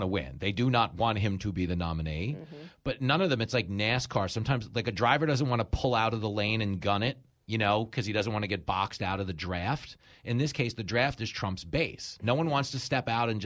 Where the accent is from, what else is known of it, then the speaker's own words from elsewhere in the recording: New York, United States; as a New Yorker